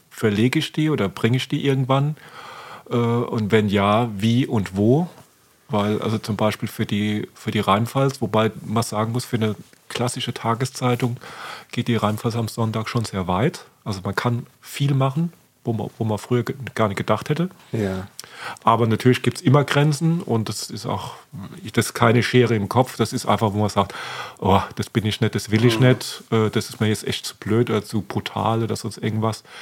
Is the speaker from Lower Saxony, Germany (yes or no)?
no; Oggersheim, Rhineland-Palatinate, Germany; Ich meine, wenn ich schon sage, ich komme aus Oggerschim, das sagen viele, ist das überhaupt falsch?